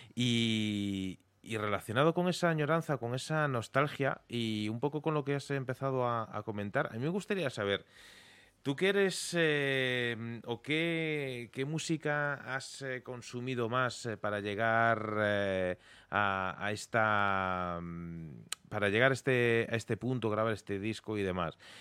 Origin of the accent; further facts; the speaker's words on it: Vigo, Galicia, Spain; mi tierra, de la zona sur de, de Galicia, de, Vigo